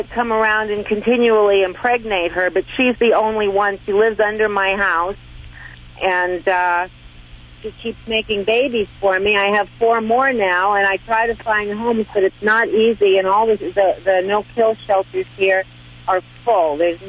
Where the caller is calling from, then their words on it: Arizona, United States; The Northern Arizona Mountains.